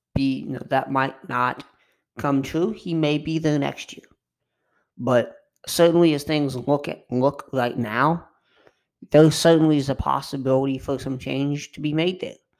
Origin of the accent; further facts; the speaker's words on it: Kentucky, United States; I'm from Kentucky